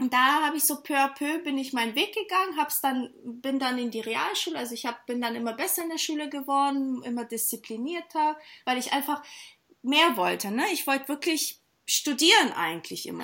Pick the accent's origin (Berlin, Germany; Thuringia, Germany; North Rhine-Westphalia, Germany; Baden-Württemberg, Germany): Baden-Württemberg, Germany; near Stuttgart; moved away as an adult; now in Hamburg, Germany; ich bin tatsächlich in der Nähe von Stuttgart aufgewachsen, auch in einem kleinen Dorf